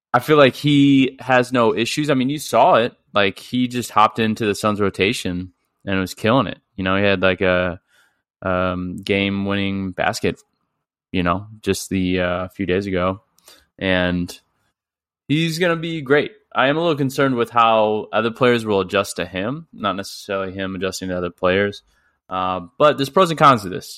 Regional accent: St. Louis, Missouri, United States; I'm from St. Louis

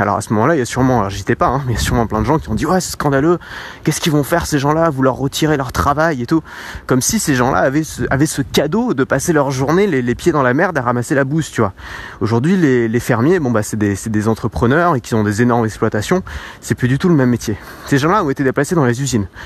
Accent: France; Alors moi je le perçois vraiment en France parce que je suis français

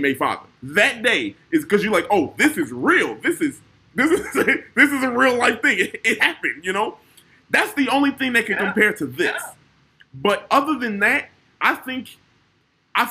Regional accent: Chicago, Illinois, United States; I'm from the South Side

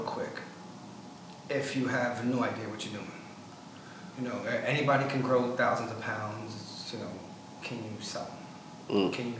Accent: Brooklyn, New York, United States; also born or lived in Staten Island, New York / Oregon; I'm from Brooklyn, I lived 10 years in Staten Island

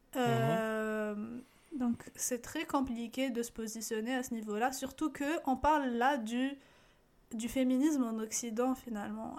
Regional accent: Algeria; moved away as an adult; now in Canada; ma réalité en tant qu'Algérienne

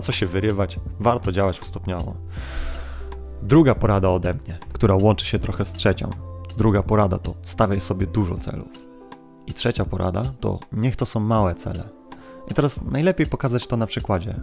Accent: Kashubia, Poland; my Kaszubi z naszym jo

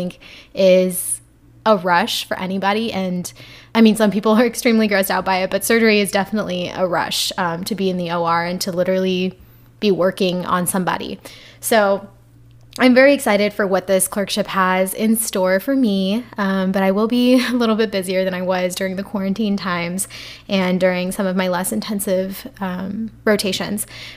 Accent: Texas, United States; we're both from Texas

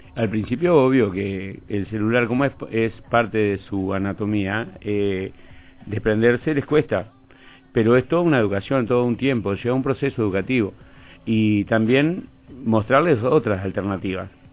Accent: Villa Soriano, Soriano, Uruguay; moved away; also born or lived in Fray Bentos / Montevideo; nací en el campo. Y sí, me crié en Villasoriano

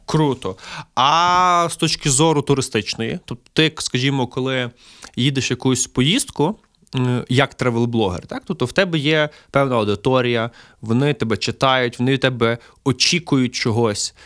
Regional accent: Lviv, Lviv Oblast, Ukraine; мій рідний Львів

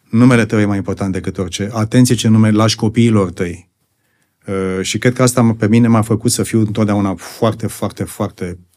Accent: Bucharest, Romania; born there; Și așa am, eu, eu m-am născut în București.

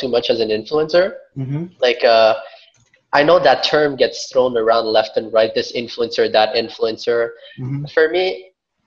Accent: Montreal, Quebec, Canada; I was born and raised in Montreal, but my parents are from Vietnam.

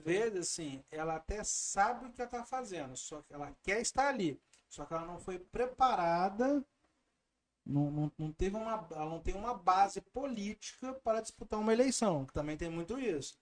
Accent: Barra Mansa, Rio de Janeiro, Brazil; Eu sou de Barra Mansa

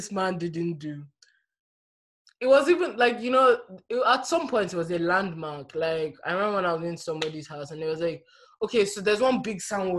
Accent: Nigeria; Nigeria is just a cesspool of nonsense. But it's my hometown

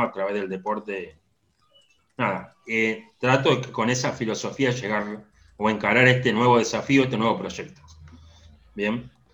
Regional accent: Salta, Argentina; moved away as an adult; now in La Plata, Argentina; Me crié en Salta desde, los siete años

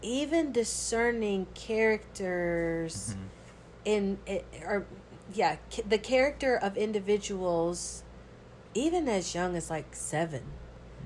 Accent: Georgia, United States; now in New Orleans, United States; But growing up in the South, a good old Georgia girl.

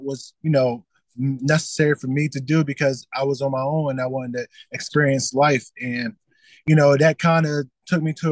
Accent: Delaware, United States; moved away as an adult; now in Richmond, United States; born and raised in Delaware

